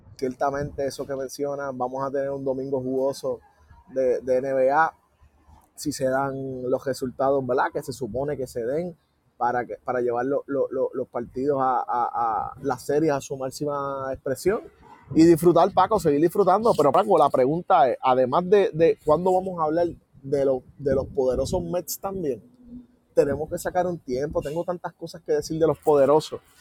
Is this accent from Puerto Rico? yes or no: yes; Puerto Rico; como puertorriqueños